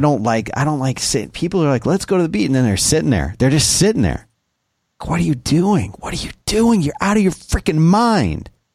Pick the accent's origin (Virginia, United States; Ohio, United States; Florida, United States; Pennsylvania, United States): Florida, United States; South; moved away; when I was a kid growing up in South Florida